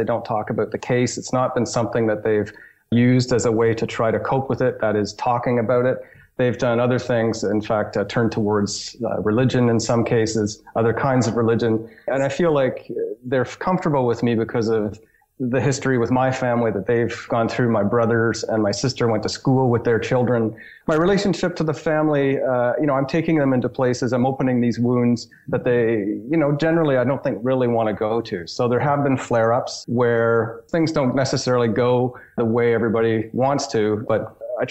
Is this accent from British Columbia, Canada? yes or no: no; Arnprior, Ontario, Canada; accent: Ontario twang; moved away; I grew up in Arm Prior